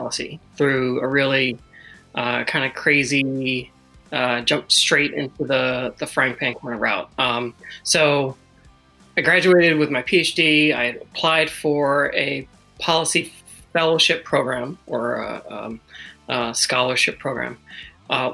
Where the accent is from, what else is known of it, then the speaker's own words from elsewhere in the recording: United States; also born or lived in South Korea; as an American going to South Korea